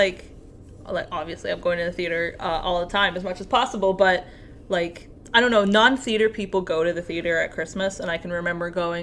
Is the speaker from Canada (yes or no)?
yes; Canada; I'm Canadian